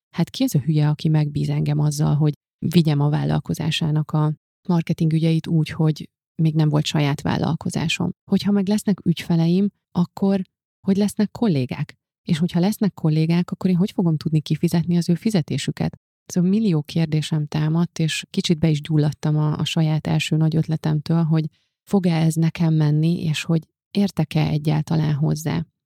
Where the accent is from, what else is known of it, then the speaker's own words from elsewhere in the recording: Hungary; moved away as an adult; also born or lived in Budapest; ugye ez Szent Miklóson volt, ahonnan én származom, és ahol a szüleimmel éltem egészen az egyetemi.